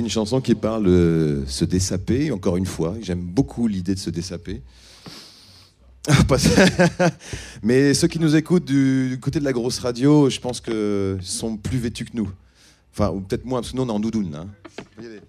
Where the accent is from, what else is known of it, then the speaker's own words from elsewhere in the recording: Ham, Hauts-de-France, France; moved away; j'ai grandi en Picardie, dans un trou qui s'appelle Ham, entre euh, Saint-Quentin, Péronne et Noyon